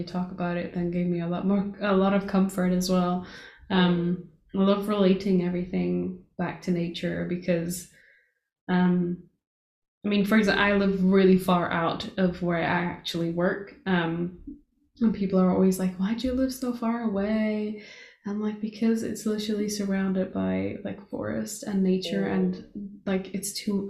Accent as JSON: {"language": "English", "country": "Portugal", "tie": "born or raised there", "moved": "yes", "said": "that's exactly how I grew up in Portugal"}